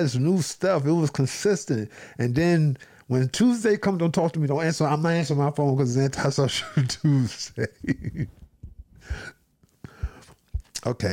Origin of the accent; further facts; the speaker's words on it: New York City, New York, United States; me being from New York City